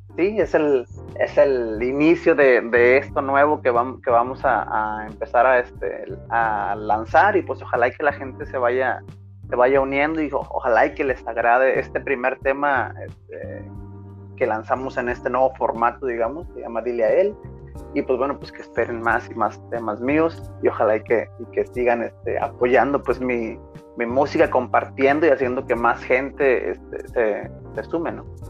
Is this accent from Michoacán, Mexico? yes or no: no; Manzanillo, Colima, Mexico; moved away as an adult; also born or lived in northern Mexico; soy nacido en Manzanillo, Colima, orgullosamente colimense